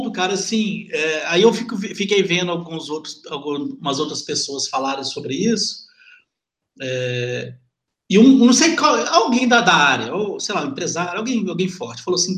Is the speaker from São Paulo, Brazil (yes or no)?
no; Lagoa dos Ingleses, Minas Gerais, Brazil; Mas eu sou do Lago dos Ingleses, é brasileiro, mano.